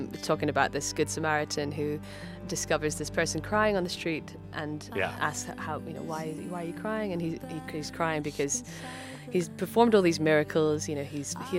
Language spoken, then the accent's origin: English; Edinburgh, Scotland, United Kingdom; accent: mix of Scottish and American; now in London, United Kingdom; my mother moved over to Scotland, where I grew up